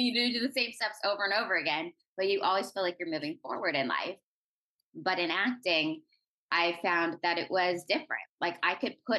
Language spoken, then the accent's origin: English; Orange County, California, United States; I'm originally from Orange County, California. I went to an arts high school growing up